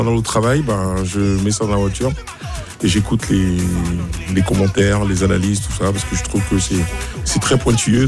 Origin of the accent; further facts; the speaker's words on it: Côte d’Ivoire; en tant qu'Ivoirien